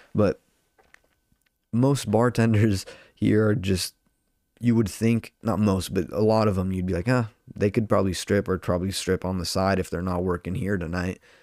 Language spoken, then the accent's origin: English; Orange County, California, United States; I'm from Orange County